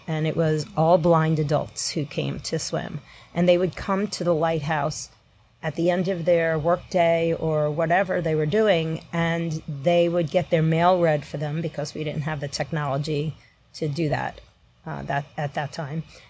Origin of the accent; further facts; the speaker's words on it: New York, United States; also born or lived in La Crosse, Wisconsin; I'm a New Yorker to begin with.